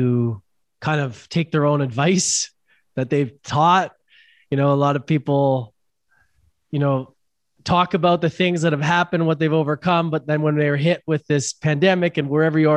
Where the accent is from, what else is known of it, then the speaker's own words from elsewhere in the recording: Vancouver, British Columbia, Canada; moved away as an adult; now in Costa Rica; I'm from Vancouver, Canada.